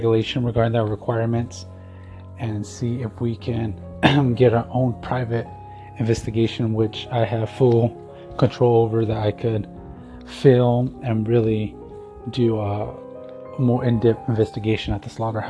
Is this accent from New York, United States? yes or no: no; Tucson, Arizona, United States; my hometown of Tucson, Arizona